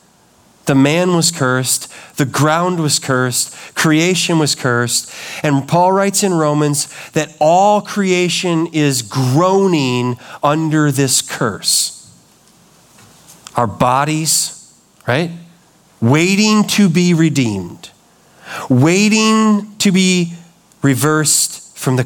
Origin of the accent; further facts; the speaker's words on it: Chicago, Illinois, United States; I grew up in the Chicago area